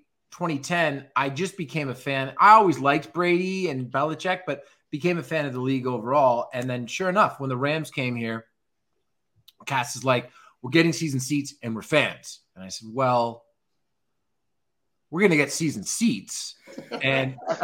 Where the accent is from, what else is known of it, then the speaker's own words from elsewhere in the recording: Toronto, Ontario, Canada; now in Los Angeles, United States; growing up in Toronto